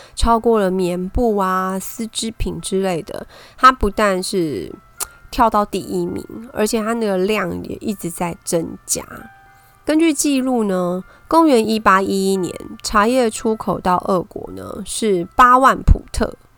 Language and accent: Chinese; Taipei, Taiwan; 我是台北人